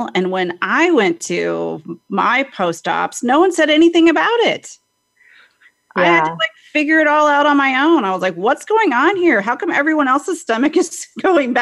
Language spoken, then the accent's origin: English; San Diego, California, United States; I'm from San Diego